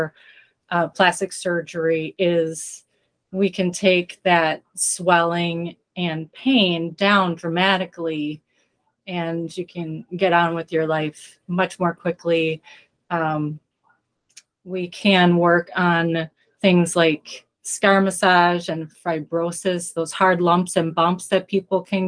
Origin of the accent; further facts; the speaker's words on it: Wisconsin, United States; I'm from Wisconsin